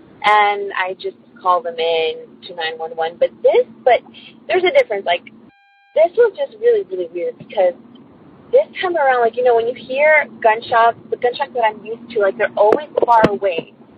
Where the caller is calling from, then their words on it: California, United States; I'm calling from California.